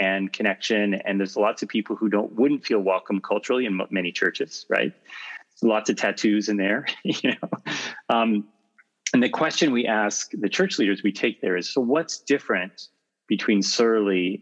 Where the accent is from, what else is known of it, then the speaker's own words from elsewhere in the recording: California, United States; I grew up in California in a secular home